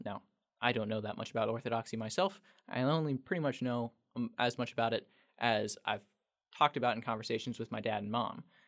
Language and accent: English; El Dorado Springs, Missouri, United States; working at a local newspaper in my hometown, El Dorado Springs